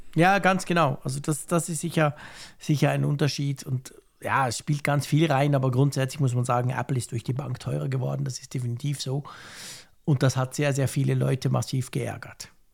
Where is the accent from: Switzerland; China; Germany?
Switzerland; bei uns in der Schweiz